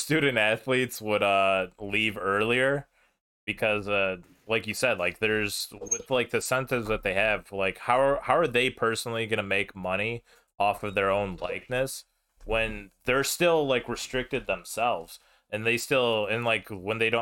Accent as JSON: {"language": "English", "country": "United States", "said": "Me as an American"}